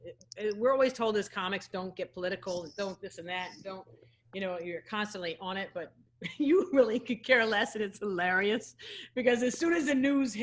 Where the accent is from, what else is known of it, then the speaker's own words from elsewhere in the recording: New York City, New York, United States; as a New Yorker, my uncle and aunt have done business with Fred Trump